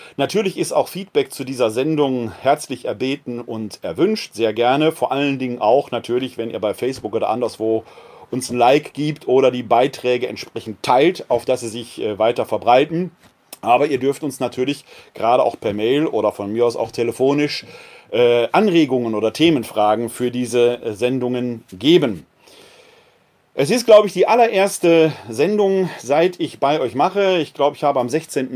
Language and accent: German; Wuppertal, North Rhine-Westphalia, Germany; Wuppertal, meine Heimatstadt hier, hat 360.000 Einwohner